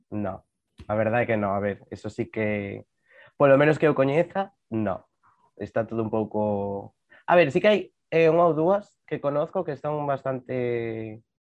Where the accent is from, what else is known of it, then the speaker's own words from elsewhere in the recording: Burela, Galicia, Spain; de Burela, sí, ti de Burela, sí. sí. Sí, sí, yo soy de aquí, nací aquí. Ahora estoy bueno, estuve viviendo aquí otra vez, pero, pero sí, sí, de aquí orgulloso, vamos. Es orgullo burel, sí. Orgullo burelao